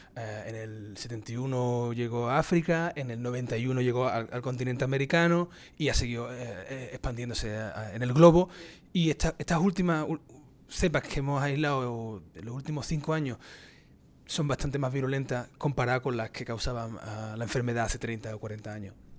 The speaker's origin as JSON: {"language": "Spanish", "town": "Cádiz", "region": "Andalusia", "country": "Spain", "tie": "born or raised there", "also_born_or_lived": "Granada, Spain / Cork, Ireland / New Hampshire, United States / Florida, United States", "moved": "as an adult", "lives_now": "United States", "said": "yo, soy andaluz, yo nací en su majestad Cádiz"}